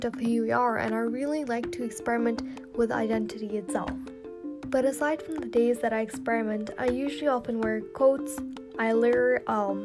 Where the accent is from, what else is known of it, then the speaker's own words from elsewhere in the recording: Dubai, United Arab Emirates; I was born and raised in Dubai, UAE, but my nationality and the roots are basically from Pakistan